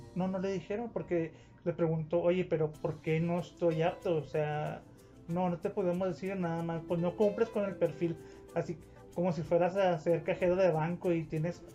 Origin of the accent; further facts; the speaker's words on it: Ciudad Juárez, Chihuahua, Mexico; yo soy de Juárez, pero es la verdad. Aquí en Juárez, nosotros no queremos a los chilangos